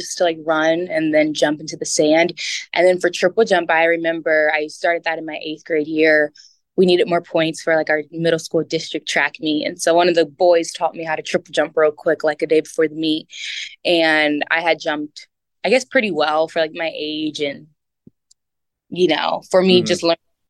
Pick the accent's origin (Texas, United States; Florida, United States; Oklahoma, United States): Texas, United States; also born or lived in Detroit, Michigan / Elizabethtown, Kentucky; we moved to Texas in the second grade. And so I grew up in Texas.